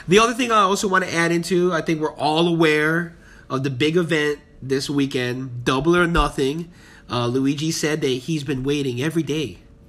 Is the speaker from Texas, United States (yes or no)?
no; Palos Hills, Illinois, United States; Pelos Hills.